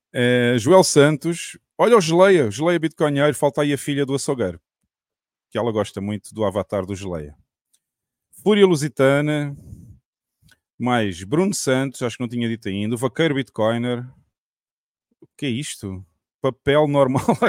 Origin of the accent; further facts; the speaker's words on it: Algarve, Portugal; eu que sou do Algarve